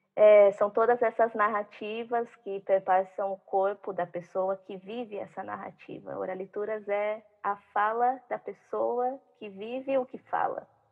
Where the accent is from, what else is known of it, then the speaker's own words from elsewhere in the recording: Várzea Paulista, São Paulo, Brazil; também sou de Várzea